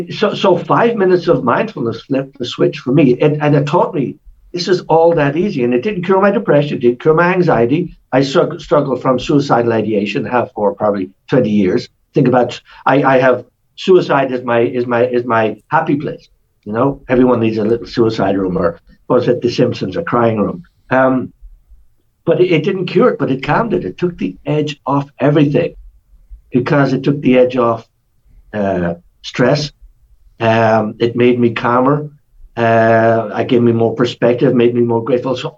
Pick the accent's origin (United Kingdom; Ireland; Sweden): Ireland; I'm Irish